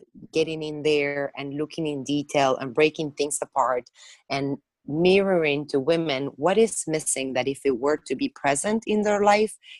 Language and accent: English; Argentina; moved away as an adult; also born or lived in France; now in United States; I was born in Argentina, and at this point, I spent half of my life in the United States. I came here when I graduated from my hospitality degree.